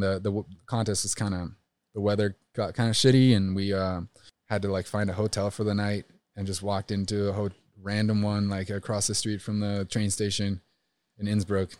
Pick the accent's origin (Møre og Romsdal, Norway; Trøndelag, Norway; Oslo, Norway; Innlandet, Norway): Trøndelag, Norway; Trondheim; I grew up in, uh, Well, in Norway, it's considered a city. It's called Trondheim